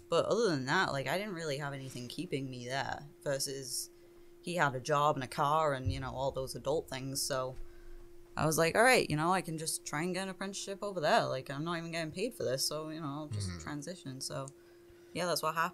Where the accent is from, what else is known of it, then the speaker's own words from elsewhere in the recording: England, United Kingdom; moved away; I'm obviously from England.